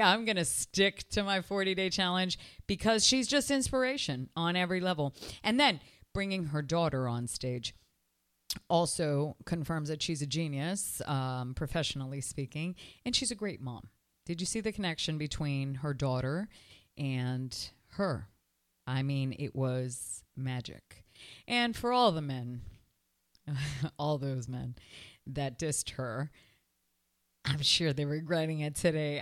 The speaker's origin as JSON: {"language": "English", "country": "Canada", "tie": "born or raised there", "moved": "yes", "lives_now": "Miami, United States", "said": "I was raised in Canada"}